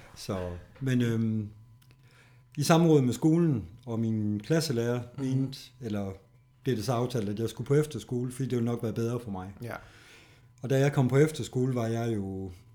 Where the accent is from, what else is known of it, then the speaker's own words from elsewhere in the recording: Horsens, Central Denmark Region, Denmark; der er jeg her i Horsens